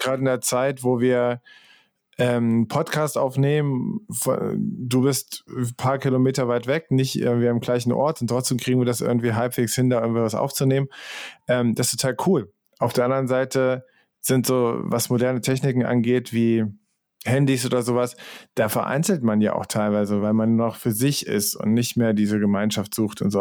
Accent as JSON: {"language": "German", "region": "Central Germany", "country": "Germany", "tie": "born or raised there", "said": "ich bin irgendwie in der Mitte von Deutschland aufgewachsen"}